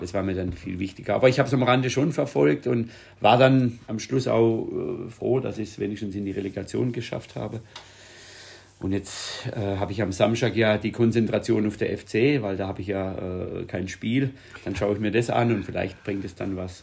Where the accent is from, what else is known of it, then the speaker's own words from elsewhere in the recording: Schonach, Baden-Württemberg, Germany; Ich bin ja aus dem Skisprung-Ort